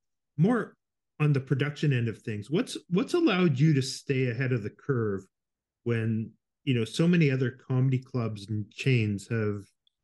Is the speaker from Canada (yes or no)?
yes; Winnipeg, Manitoba, Canada; moved away; Yeah. I grew up in Winnipeg